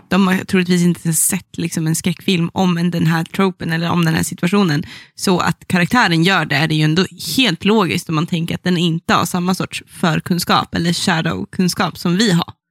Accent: Sollefteå, Västernorrland County, Sweden; det är min hemstad

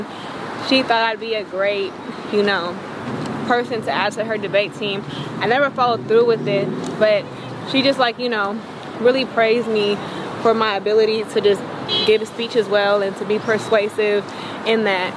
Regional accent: Hayward, California, United States; also born or lived in Santa Clara, California / Sacramento, California; I was born in Santa Clara, and I was raised in Hayward, and then I went to high school in Sacramento

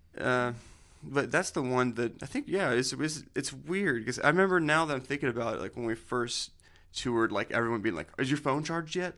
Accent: Nashville, Tennessee, United States; we're from Nashville

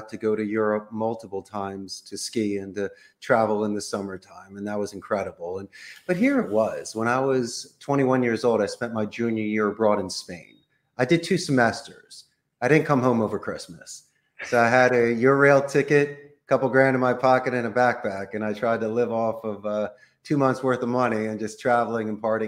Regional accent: Philadelphia, Pennsylvania, United States; moved away as an adult; now in Costa Rica; growing up in Philly is great. We're a huge sports town.

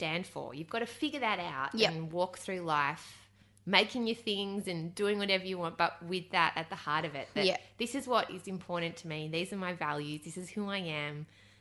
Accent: Australia; I'm an Aussie from down under

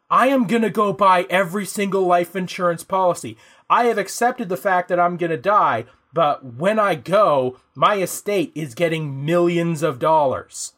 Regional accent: Ontario, Canada; here in Canada, we've got our federal public services, like the stuff we get for being Canadian. Uh, we get our provincial public services, in our case, Ontario

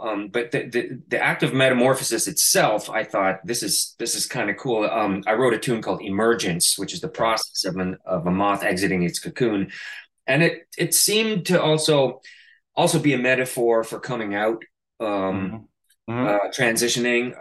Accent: Canada; now in New York City, United States; my hometown in Canada

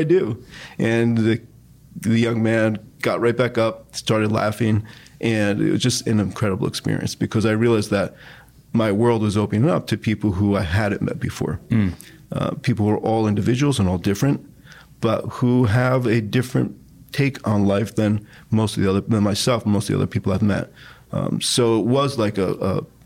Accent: United States; moved away as an adult; also born or lived in New York City / Italy; my home country, which is the United States

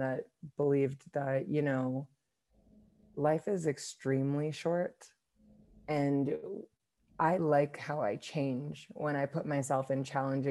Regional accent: New York, United States; moved away as an adult; now in Nairobi, Kenya; I'm originally from New York, and I currently live in Nairobi, Kenya

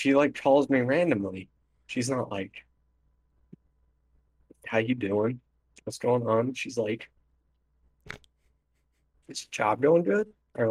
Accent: United States; I'm an American.

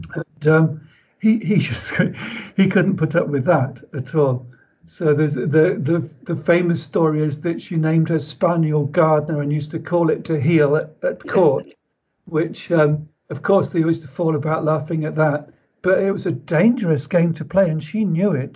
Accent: Pembroke, Wales, United Kingdom; I was born in Pembroke

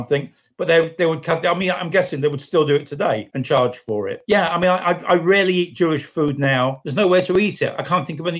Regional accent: London, United Kingdom; I come from Stoke Newington. And as a kid, used to hang around at Stanford Hill.

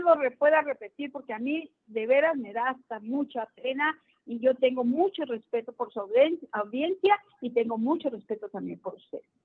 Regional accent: Ciudad Juárez, Chihuahua, Mexico; Yo vengo de Ciudad Juárez.

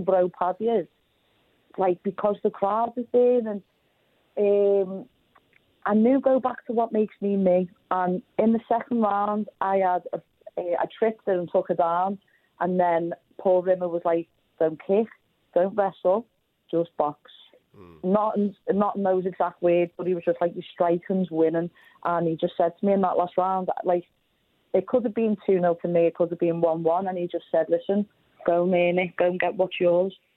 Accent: Liverpool, North West England, United Kingdom

